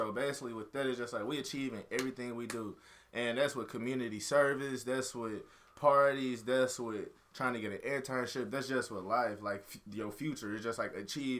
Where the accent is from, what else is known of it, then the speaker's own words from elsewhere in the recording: St. Louis, Missouri, United States; moved away as an adult; now in Warrensburg, United States; I'm from St. Louis